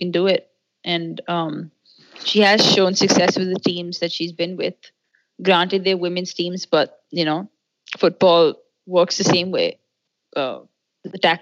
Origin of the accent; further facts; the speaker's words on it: Delhi, India; when I was 8, I grew up in Delhi.